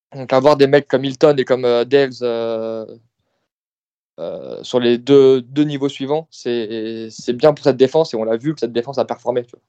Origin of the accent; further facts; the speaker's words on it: France; en tant que Français